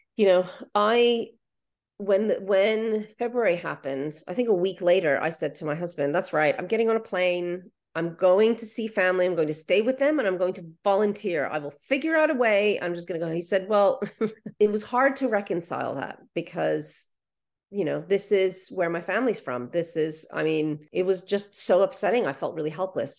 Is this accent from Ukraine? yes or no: yes; Ukraine; first language Ukrainian; English is a second language; now in United Kingdom; Ukrainian is my first language.